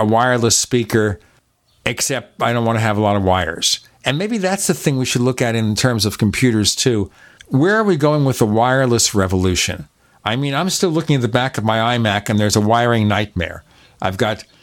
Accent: New York, United States; now in Arizona, United States; I'm from New York

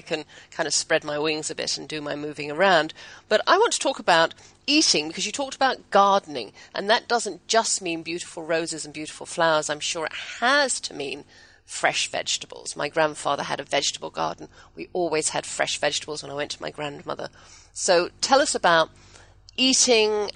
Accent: England, United Kingdom; now in Texas, United States; I'm English

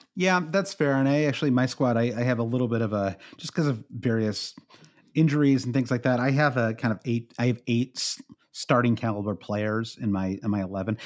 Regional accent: United States; as an American

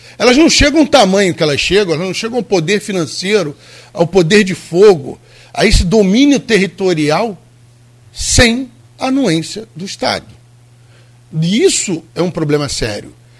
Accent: Rio de Janeiro, Brazil; Eu vivi minha vida inteira no Rio de Janeiro

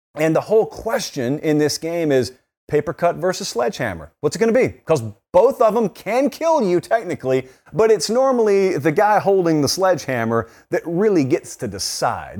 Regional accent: West Central Georgia, United States; I'm from West Central Georgia.

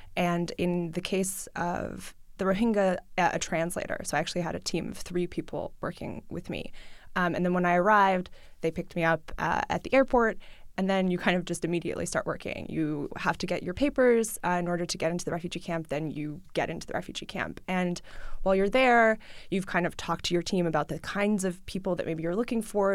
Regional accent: New York City, New York, United States; first language Russian; English is a second language; I grew up in New York City. I grew up with my mom. I went to public school. I speak Russian at home uh, with my family. I learned English in school

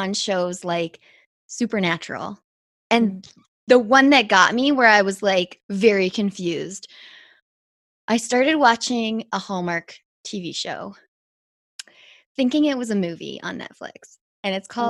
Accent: Whistler, British Columbia, Canada; us Whistler kids

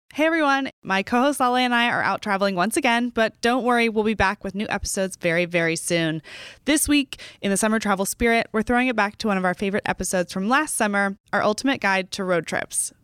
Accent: Texas, United States

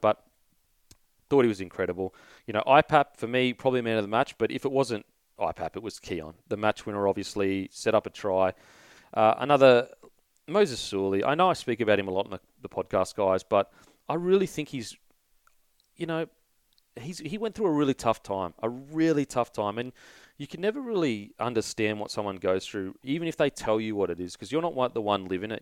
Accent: Queensland, Australia; I'm a Queenslander

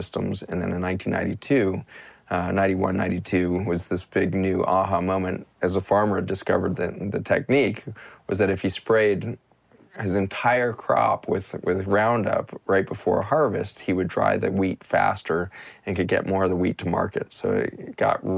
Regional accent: United States; as an American

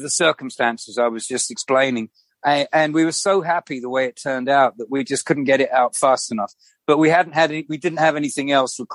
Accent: London, United Kingdom; when I was like growing up in London

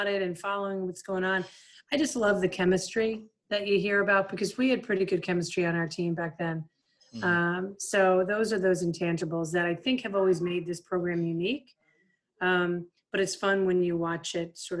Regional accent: Bucks County, Pennsylvania, United States; moved away as an adult; now in West Hartford, United States; I'm from Bucks County, Pennsylvania.

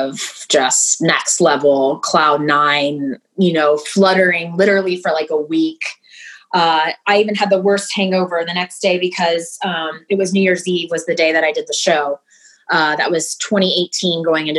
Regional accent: Houston, Texas, United States; moved away as an adult; also born or lived in Dallas, Texas; now in San Diego, United States; I'm originally from Houston, and I lived in Dallas for many years where I went to college

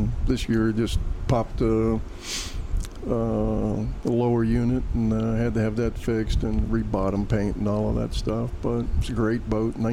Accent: Miami, Florida, United States; I grew up in Miami.

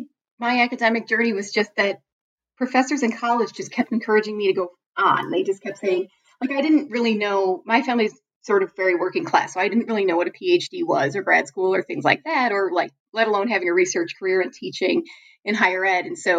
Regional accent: Chicago, Illinois, United States; Oh, well, actually, I am from Chicago

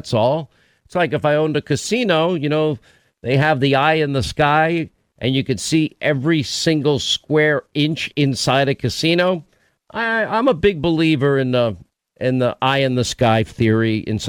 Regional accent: New York, United States; I grew up in New York.

